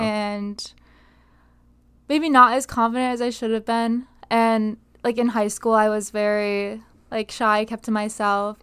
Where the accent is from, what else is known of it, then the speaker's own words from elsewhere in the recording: Binghamton, New York, United States; moved away as an adult; now in Connecticut, United States; I am from the city of Binghamton, specifically the Johnson City, but it's better to say I'm from Binghamton